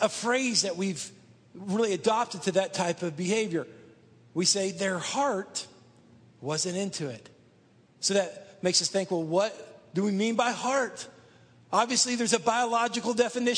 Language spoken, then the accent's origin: English; Dallas, Texas, United States; I grew up outside of Dallas, Texas, in one of the suburbs there